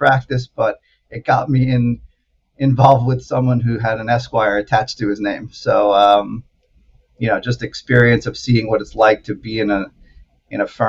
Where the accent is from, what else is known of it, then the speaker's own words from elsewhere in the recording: Syosset, New York, United States; I grew up on Long Island, about in Syosset, Woodbury area. So it's like 40 minutes outside of New York City.